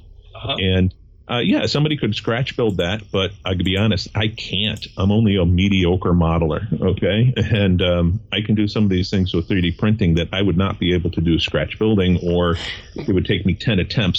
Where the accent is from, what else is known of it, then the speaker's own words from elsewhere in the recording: Connecticut, United States; I'm from Connecticut. We have hills. There's almost nothing flat here.